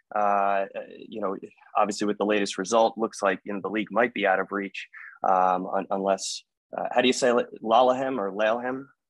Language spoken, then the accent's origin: English; New Jersey, United States; now in Maryland, United States; I was born and bred in New Jersey. Uh, I reside in the state of Maryland right now.